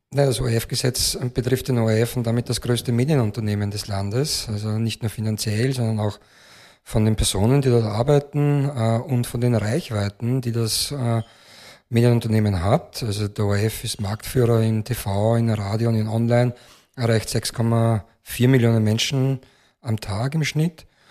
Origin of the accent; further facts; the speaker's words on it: Austria; bei uns in Österreich